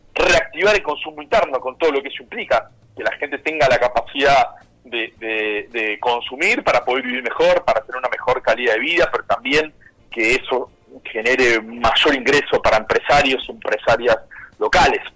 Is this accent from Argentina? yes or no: yes; Lomas de Zamora, Buenos Aires Province, Argentina; yo soy de Lomas de Zamora